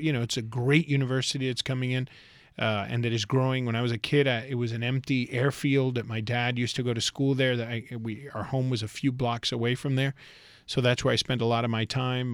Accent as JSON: {"language": "English", "town": "Westchester", "region": "Florida", "country": "United States", "tie": "born or raised there", "also_born_or_lived": "Key West, Florida", "said": "I grew up in Westchester and spent a huge part of my life there"}